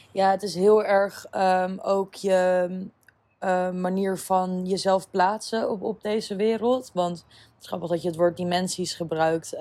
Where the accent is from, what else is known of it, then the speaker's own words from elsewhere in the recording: Apeldoorn, Gelderland, Netherlands; moved away as an adult; also born or lived in Amsterdam / Ibiza; ik ben opgegroeid in Apeldoorn. Eigenlijk specifiek in Uggelen, dorpje.